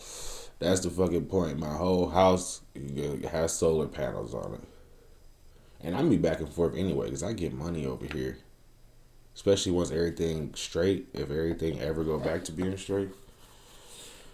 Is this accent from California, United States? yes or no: no; Detroit, Michigan, United States; I'm from Detroit, nigga. It's fucked up there